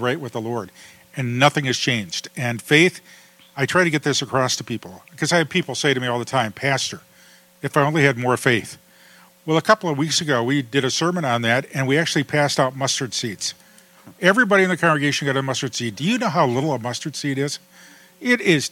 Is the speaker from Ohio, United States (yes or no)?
yes; Toledo, Ohio, United States; We grew up in Toledo, Ohio